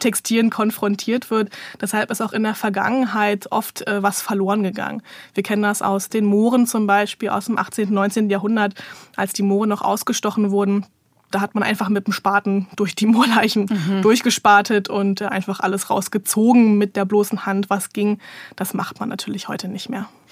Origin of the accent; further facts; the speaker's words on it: Berlin, Germany; also born or lived in Vienna, Austria / Bochum; Also ich komme aus Berlin, ich lebe auch hier, hier ist so mein Lebensmittelpunkt